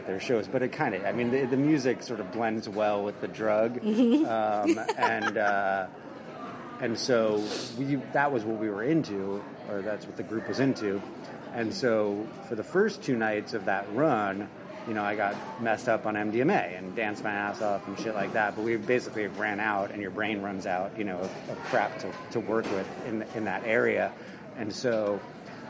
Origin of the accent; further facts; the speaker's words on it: Long Island, New York, United States; also born or lived in Carlisle, Pennsylvania; I'm from Long Island